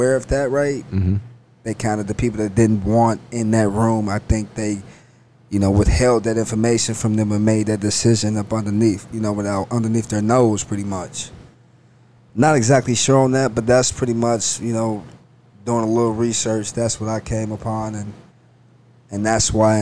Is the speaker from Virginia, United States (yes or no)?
no; Cincinnati, Ohio, United States; I'm from Cincinnati